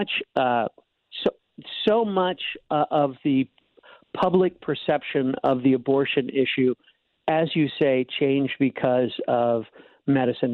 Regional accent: St. Charles, Missouri, United States; moved away; growing up in St. Charles

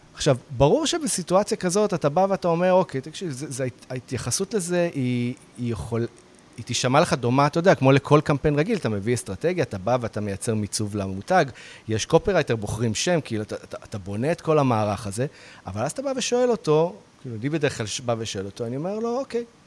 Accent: Israel

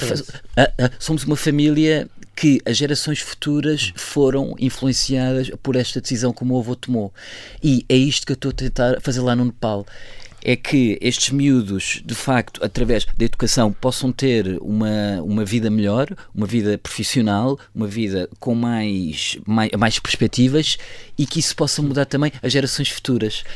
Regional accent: Almeida, Centro, Portugal; also born or lived in Tehran / Lisbon / Kathmandu; nós somos da zona da Almeida

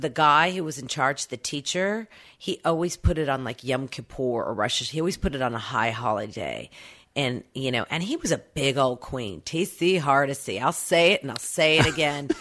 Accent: Oklahoma City, Oklahoma, United States; born or raised there; accent: Okie; moved away

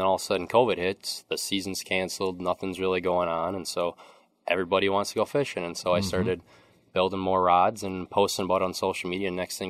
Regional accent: Osceola, United States; I grew up in Osceola.

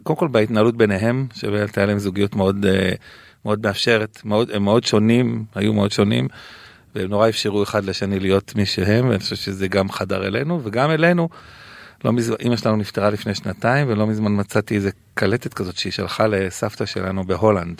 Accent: Jerusalem, Jerusalem District, Israel; גדלתי בירוש... גדלנו בירושלים

